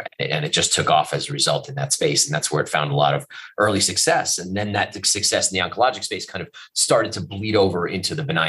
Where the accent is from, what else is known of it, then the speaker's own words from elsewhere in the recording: East Coast, United States; moved away as an adult; also born or lived in New Jersey / Atlanta; I grew up on the East Coast.